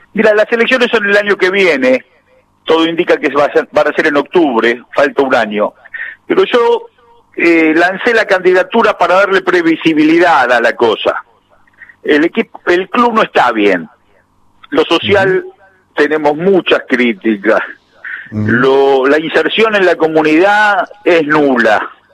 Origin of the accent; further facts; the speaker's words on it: Temperley, Buenos Aires Province, Argentina; yo nací en un barrio de Lomas que se llama Villa Galicia. Es Temperley, catastralmente, pero está cerquita de la cancha de Banfield, 20 cuadras. Entonces el barrio tenía ya esa mística